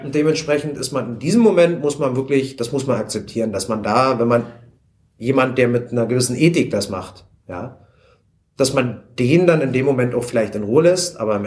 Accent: Spreewald, Brandenburg, Germany; ich komme halt vom Land, ich komme aus dem Spreewald

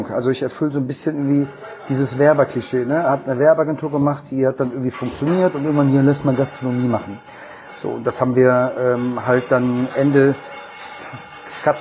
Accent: Hanover, Lower Saxony, Germany; born there; moved away as an adult; now in Cologne, Germany; Also, ähm, dass ich in Hannover geboren bin, ist, glaube ich, eher uninteressant und sollte man vielleicht nicht nach außen hinhängen. Aber ich liebe Hannover, ich finde das cool. Ich bin zu wenig dort. Ähm, bin zum Studium nach Köln gekommen

